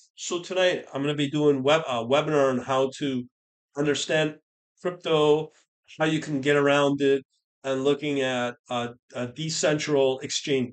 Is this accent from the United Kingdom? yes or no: yes; United Kingdom; i am born British